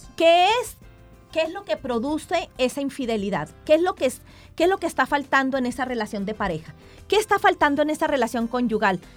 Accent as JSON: {"language": "Spanish", "country": "Mexico", "moved": "yes", "lives_now": "Colombia", "said": "yo soy mexicana"}